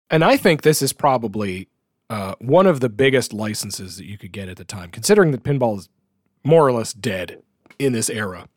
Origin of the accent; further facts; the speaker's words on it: Canada; as a Canadian